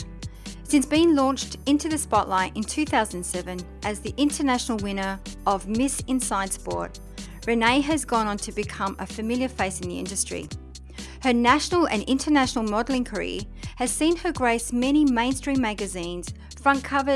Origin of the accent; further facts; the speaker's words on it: south of France, France; the south of France, my hometown